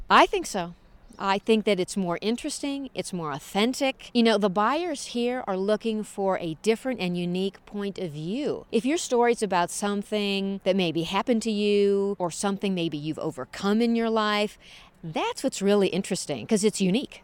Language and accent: English; St. Louis, Missouri, United States; moved away; I'm from the Midwest, from Saint Louis, right in the middle of the United States